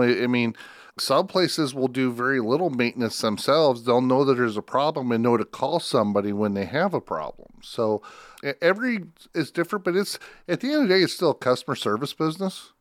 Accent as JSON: {"language": "English", "town": "Spencer", "region": "Iowa", "country": "United States", "tie": "born or raised there", "said": "I grew up in Spencer"}